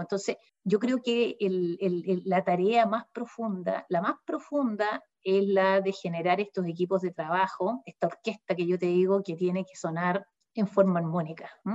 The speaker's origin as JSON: {"language": "Spanish", "town": "Concepción", "region": "Biobío", "country": "Chile", "said": "uno como penquista"}